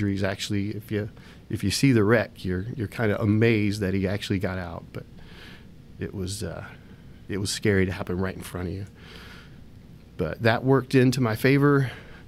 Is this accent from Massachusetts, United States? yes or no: no; West Virginia, United States; moved away; We grew up in West Virginia. That's where our family's from.